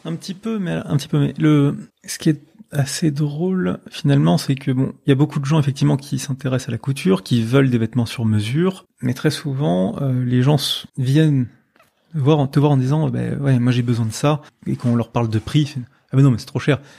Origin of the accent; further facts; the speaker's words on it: Paris, Île-de-France, France; moved away as an adult; now in Lille, France; Je suis de Paris, mais ça fait trois ans que je vis à Lille